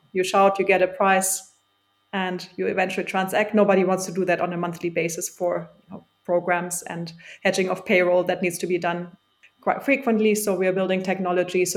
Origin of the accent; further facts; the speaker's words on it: Germany; moved away as an adult; now in London, United Kingdom; growing up in Germany, going to state school, state uni